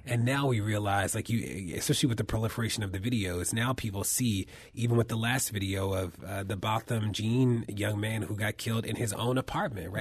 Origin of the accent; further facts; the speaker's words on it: Baltimore, Maryland, United States; my hometown of Baltimore